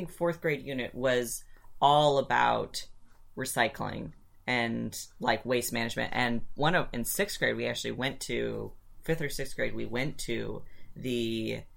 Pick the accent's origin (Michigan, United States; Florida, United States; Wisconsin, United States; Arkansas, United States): Michigan, United States; Ann Arbor; we grew up in Ann Arbor